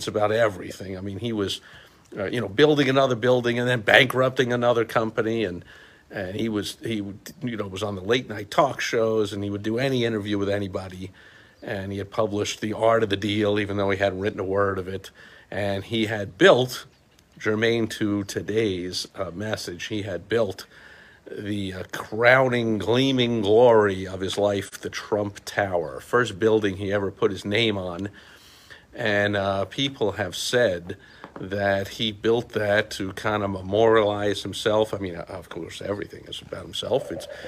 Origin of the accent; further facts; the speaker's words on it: New York City, New York, United States; I grew up in New York City